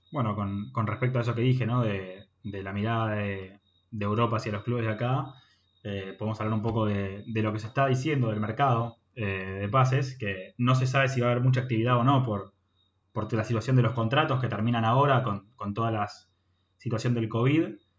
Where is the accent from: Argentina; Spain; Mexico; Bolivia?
Argentina; somos argentinos